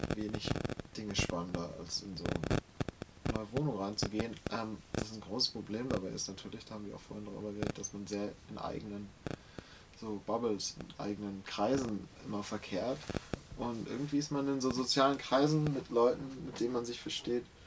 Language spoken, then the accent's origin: German; Hamburg, Germany; für mich ist der Hamburger Osten meine Heimat